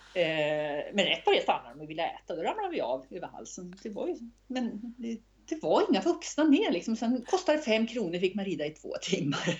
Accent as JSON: {"language": "Swedish", "town": "Östersund", "region": "Jämtland", "country": "Sweden", "tie": "born or raised there", "said": "när jag växte upp i Östersund"}